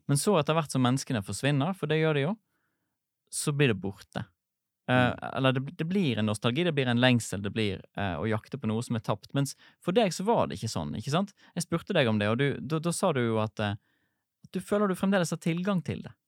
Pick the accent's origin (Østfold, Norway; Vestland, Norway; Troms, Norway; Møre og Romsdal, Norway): Vestland, Norway; Sotra; Jeg har vokst opp på Sotra utenfor Bergen